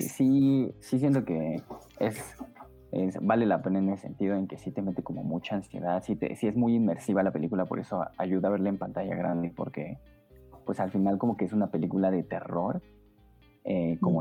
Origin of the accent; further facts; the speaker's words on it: Mexico; como mexicanos